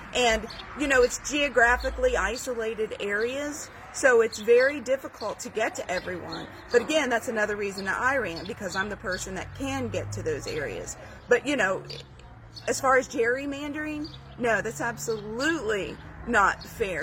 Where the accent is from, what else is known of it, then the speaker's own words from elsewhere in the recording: McDermott, Ohio, United States; I, uh, was born and raised in Scioto County, out in McDermott, on a small farm. I've been a rural Southern Ohioan my entire life